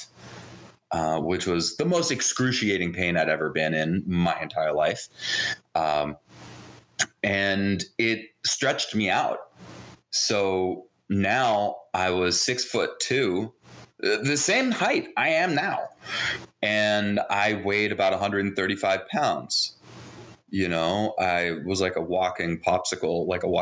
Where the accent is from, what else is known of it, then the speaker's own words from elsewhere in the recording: New Jersey, United States; first language Hebrew; English is a second language; also born or lived in Jerusalem, Israel; I was actually born in Jerusalem, Israel. And I was raised in New Jersey.